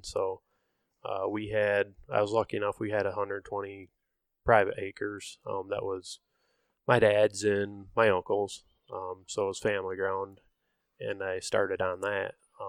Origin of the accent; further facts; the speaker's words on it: Michigan, United States; We're all from Michigan.